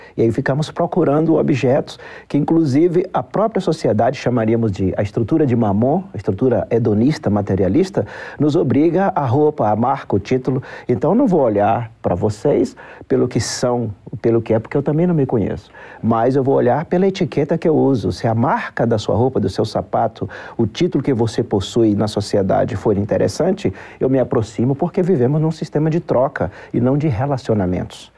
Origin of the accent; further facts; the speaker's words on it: Brazil; Como brasileiro